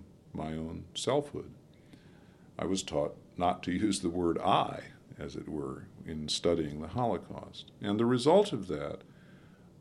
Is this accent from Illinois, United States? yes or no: yes; Wilmette, Illinois, United States; I grew up on the North Shore of Chicago in the 50s in Wilmette, Illinois